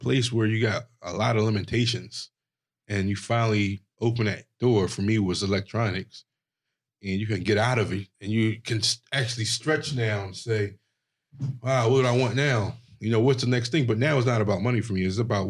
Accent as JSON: {"language": "English", "town": "Philadelphia", "region": "Pennsylvania", "country": "United States", "tie": "born or raised there", "said": "I grew up in the hood, Philadelphia"}